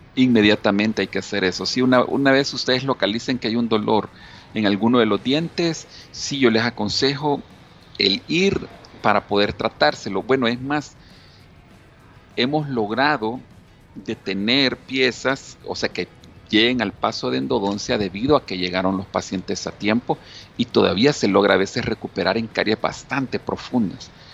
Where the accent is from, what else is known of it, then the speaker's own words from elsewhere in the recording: El Salvador; nuestra costumbre como salvadoreños